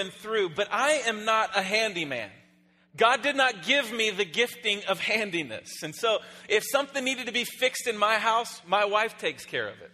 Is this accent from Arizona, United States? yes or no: yes; Phoenix, Arizona, United States; I am from Phoenix, Arizona.